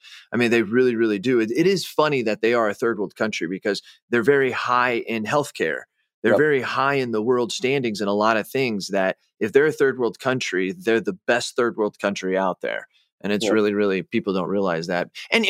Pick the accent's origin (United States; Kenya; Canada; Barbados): United States; Illinois; I'm from Illinois.